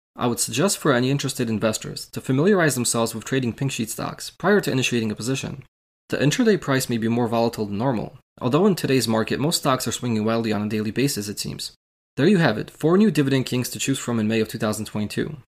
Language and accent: English; Illinois, United States; my home state of Illinois